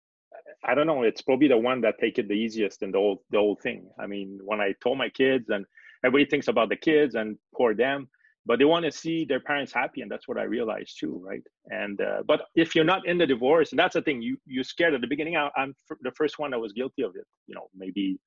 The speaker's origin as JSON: {"language": "English", "town": "Montreal", "region": "Quebec", "country": "Canada", "accent": "French Canadian", "said": "Yes, I'm from Montreal, Canada. So that explains my accent. I'm part of the French population of Canada."}